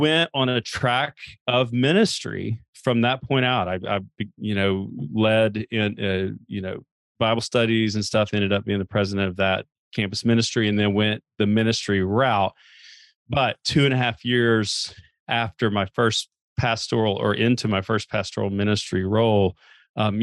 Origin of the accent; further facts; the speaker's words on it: Chattanooga, Tennessee, United States; I had grown up actually going to church. You know, I'm from Chattanooga, and had grown up going to church every, you know, Sunday morning